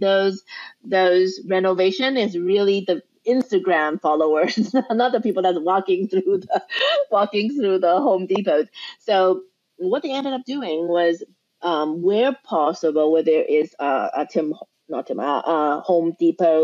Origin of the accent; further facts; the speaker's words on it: Canada; we are Canadian